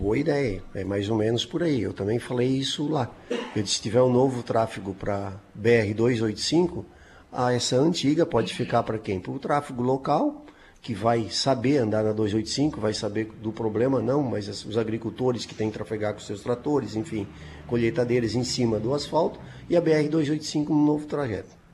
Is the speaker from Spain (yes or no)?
no; Mola Faca, Santa Catarina, Brazil; na localidade da Mola Faca, onde eu nasci